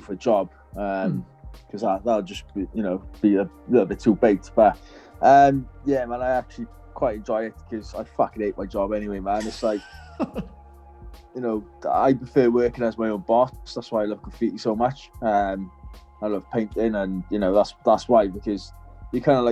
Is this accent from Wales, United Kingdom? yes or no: yes; Wales, United Kingdom; now in North of England, United Kingdom; being a Welsh person living in fucking up north